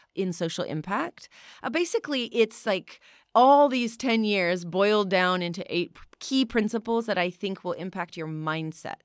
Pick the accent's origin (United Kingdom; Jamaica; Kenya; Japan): Japan; growing up in Japan